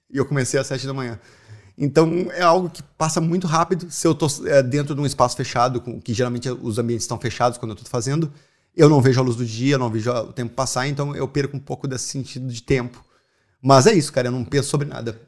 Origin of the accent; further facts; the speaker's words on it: Porto Alegre, Rio Grande do Sul, Brazil; moved away as an adult; now in Ireland; eu sou de Porto Alegre, se vocês não notaram ainda o sotaque.